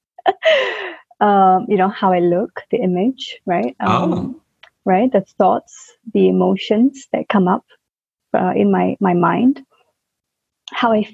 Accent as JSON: {"language": "English", "country": "Singapore", "tie": "born or raised there", "moved": "as an adult", "said": "I was born in Singapore, you know, grew up in that system, and then I worked for 9 years in Singapore"}